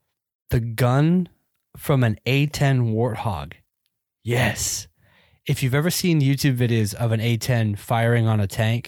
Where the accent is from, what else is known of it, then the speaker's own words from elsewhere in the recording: Georgia, United States; also born or lived in Phoenix, United States; I grew up in Georgia, so nope. And when I wasn't in Georgia, I lived in Phoenix.